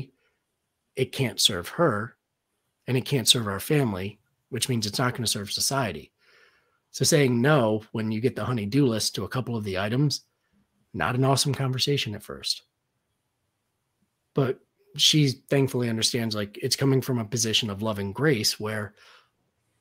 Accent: Connecticut, United States; In my hometown, we have, it's a company called Levine's Automotive. They have like 20 locations in Connecticut.

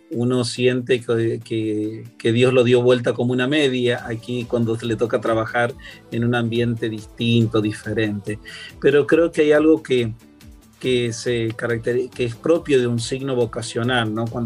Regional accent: San Luis, Argentina; moved away as an adult; also born or lived in Río Cuarto, Argentina; now in Miami, United States; en la provincia de San Luis, donde yo nací

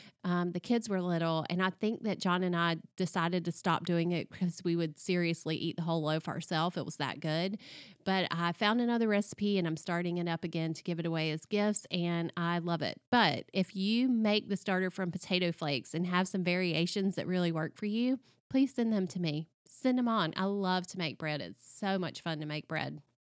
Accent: the South, United States; And being a Southerner, I just really related to so much that she talked about in that book.

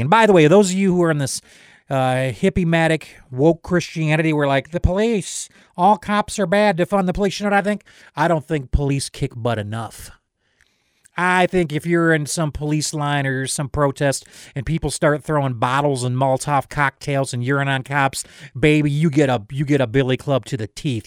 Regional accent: United States; I am an American, but I am first a citizen of heaven.

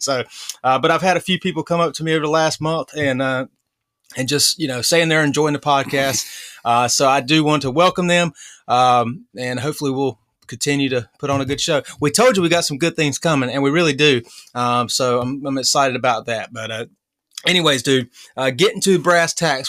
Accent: North Carolina, United States; we're from North Carolina

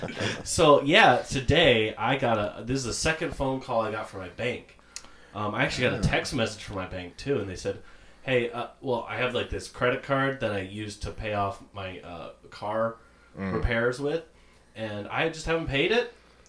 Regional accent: San Antonio, Texas, United States; moved away; also born or lived in Florida; I'm originally from San Antonio, Texas.

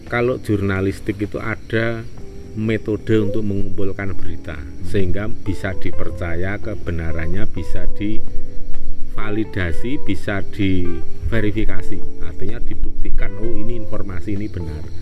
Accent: Java, Indonesia; kita sendiri itu sebagai orang Jawa yang nguri-uri kearifan lokal atau lokal wisdom

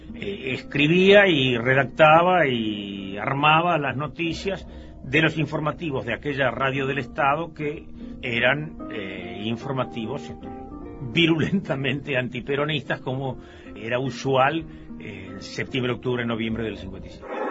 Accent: Mercedes, Corrientes, Argentina; moved away; also born or lived in La Plata, Buenos Aires; yo soy de Mercedes Corrientes

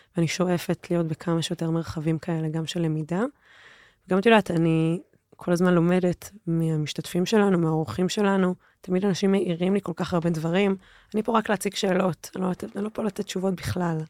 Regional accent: Jerusalem, Jerusalem District, Israel; also born or lived in Los Angeles, United States; ולא הייתה בישראל ולא הייתה בירושלים, שגדלתי וחונכתי בה

